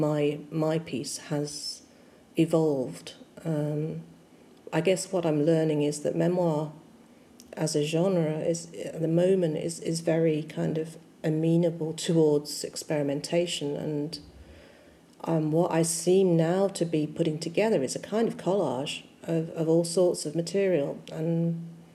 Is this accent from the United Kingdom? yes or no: yes; Vale of the White Horse, Berkshire, South East England, United Kingdom; now in Manchester, United Kingdom; I was born in the Vale of the White Horse in Berkshire.